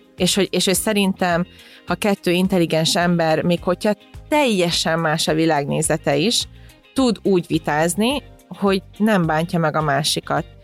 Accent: Hungary; ide születtem Magyarországra, és az egész családom így itt nőtt fel

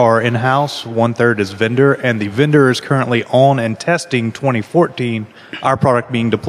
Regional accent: Knoxville, Tennessee, United States; I'm from Knoxville, Tennessee.

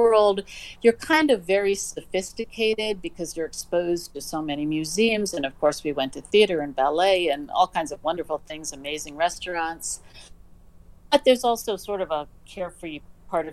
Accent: New York City, New York, United States; I grew up in Manhattan. I grew up in the city

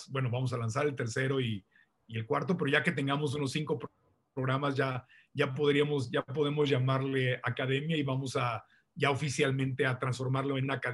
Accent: Tijuana, Baja California, Mexico; born there; Yo nací en Tijuana, mi familia está en Tijuana y San Diego

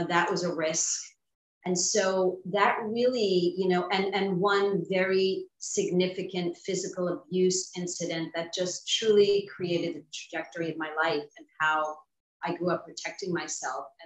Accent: Long Island, New York, United States; I grew up in New York um, on Long Island.

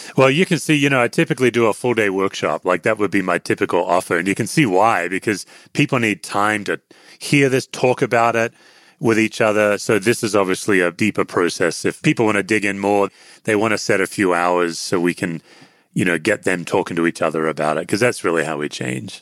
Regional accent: Australia; I'm an Australian.

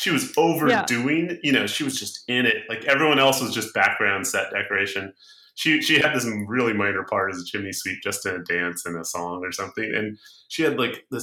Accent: Orange County, California, United States; I grew up in Orange County, California. So it was home, school, mall, Brea Mall.

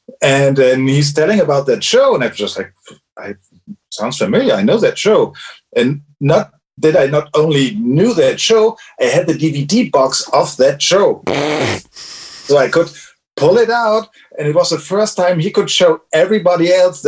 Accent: Cologne, North Rhine-Westphalia, Germany; I'm from Germany, yes.

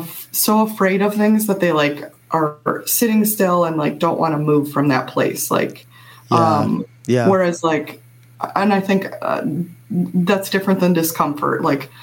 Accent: Midwest, United States; growing up in the Midwest, I mean, I have a lot of family members who are gun owners.

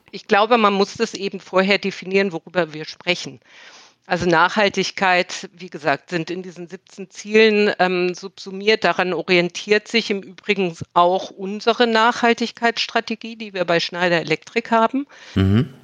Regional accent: Berlin, Germany; moved away; Ich lebe mittlerweile wieder in Berlin. Berlin ist meine Heimatstadt.

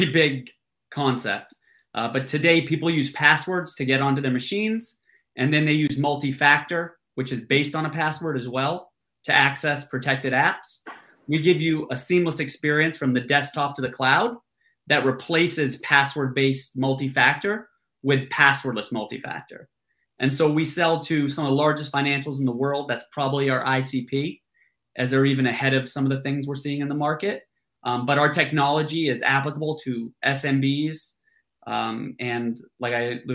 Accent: Massachusetts, United States; moved away as an adult; also born or lived in New York City; my background, I grew up in Massachusetts

